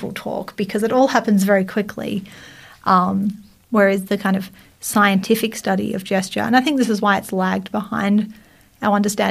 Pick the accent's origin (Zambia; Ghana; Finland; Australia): Australia; accent: Australian; choose to sound less Australian